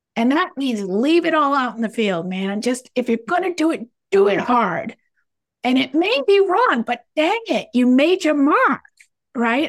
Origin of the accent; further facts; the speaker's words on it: United States; I am an American after all